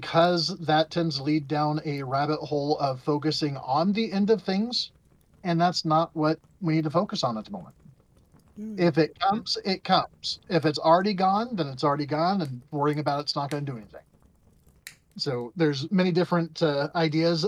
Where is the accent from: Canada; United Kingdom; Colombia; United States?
United Kingdom; Scotland; I'm Scottish and stubborn sometimes